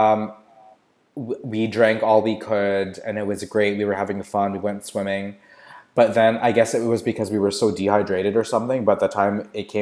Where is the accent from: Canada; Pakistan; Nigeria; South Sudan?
Canada; now in San Francisco, United States; I'm a Canadian living and working in San Francisco